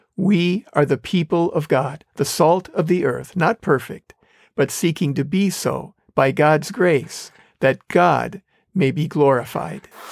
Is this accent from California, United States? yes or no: no; Wisconsin, United States; I grew up in Wisconsin